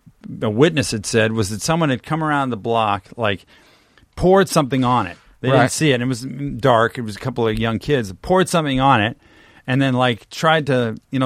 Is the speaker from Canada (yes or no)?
yes; Canada; now in United States; I'm Canadian and American